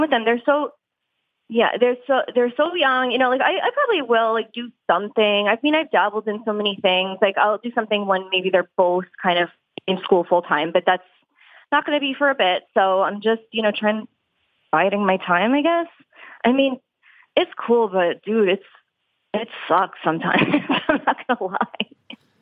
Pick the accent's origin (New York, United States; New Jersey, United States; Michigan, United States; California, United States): New York, United States; Long Island; moved away as an adult; also born or lived in Florida; now in Philadelphia, United States; I am from New York. Um, mm-hmm. I grew up mm-hmm. on Long Island